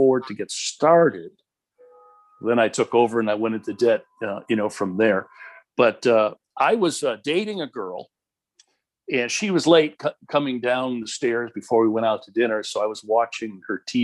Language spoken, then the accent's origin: English; Chicago, Illinois, United States; moved away as an adult; also born or lived in Houston; now in Southern California, United States; I grew up in Chicago